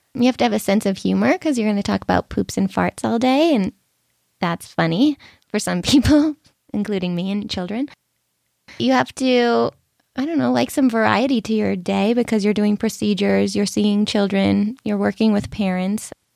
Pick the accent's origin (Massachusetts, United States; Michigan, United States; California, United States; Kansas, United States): Massachusetts, United States; Boston; So I grew up in Boston, my family is there